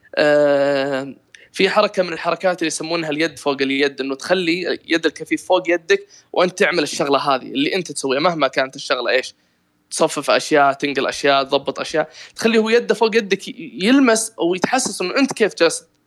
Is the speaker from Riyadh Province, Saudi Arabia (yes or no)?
yes; Riyadh, Riyadh Province, Saudi Arabia; خريص عندنا في الرياض